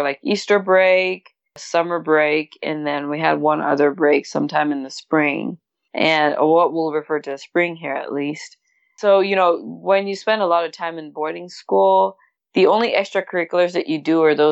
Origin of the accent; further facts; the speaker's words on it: Douala, Littoral, Cameroon; moved away as an adult; also born or lived in Limbe, Cameroon / Curaçao; now in United States; I grew up in Cameroon, just like you mentioned, born and raised in Douala